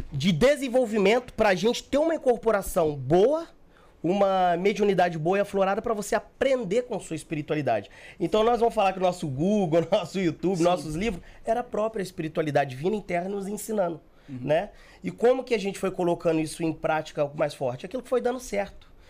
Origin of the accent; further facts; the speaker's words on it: Rio de Janeiro, Brazil; Sou do Rio, sou do Rio.